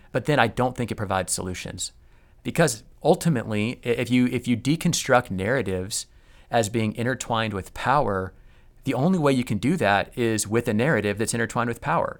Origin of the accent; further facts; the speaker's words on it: United States; me as an American who has probably more power, wealth, and privilege than any other society in human history